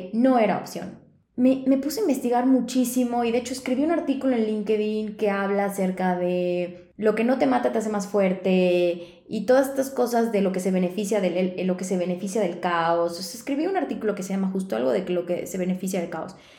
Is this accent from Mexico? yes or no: yes; Yucatán, Mexico; now in Mexico City, Mexico; yo soy yucateca